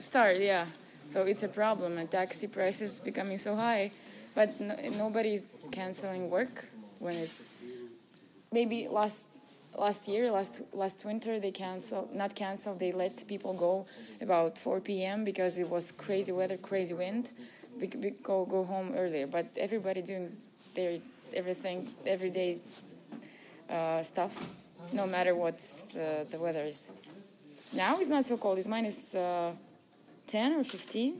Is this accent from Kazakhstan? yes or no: yes; Astana, Kazakhstan; I'm from here, from Astana.